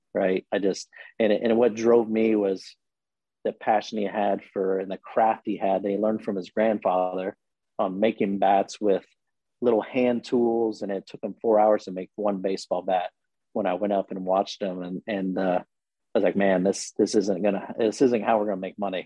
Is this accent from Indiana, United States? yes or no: yes; Logansport, Indiana, United States; moved away as an adult; now in Indianapolis, United States; I grew up in Logansport, Indiana